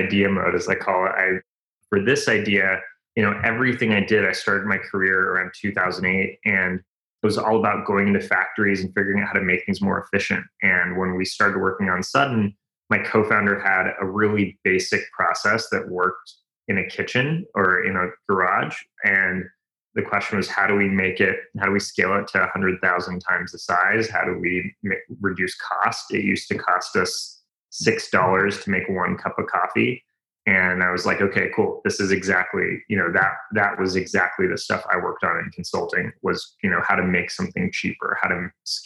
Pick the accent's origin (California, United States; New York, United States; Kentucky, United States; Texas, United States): California, United States; Bay Area; I grew up in the Bay Area